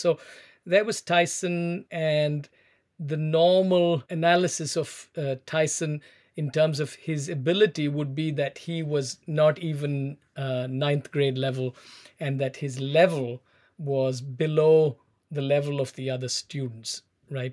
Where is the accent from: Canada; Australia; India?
India; Chennai, Tamil Nadu; moved away as an adult; also born or lived in United Kingdom / United States; I was born in South India, in Chennai